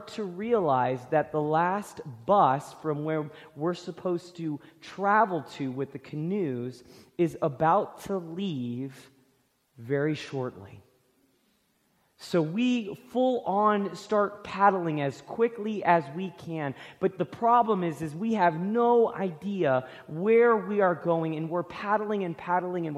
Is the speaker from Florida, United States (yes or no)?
yes; Florida, United States; I grew up in Florida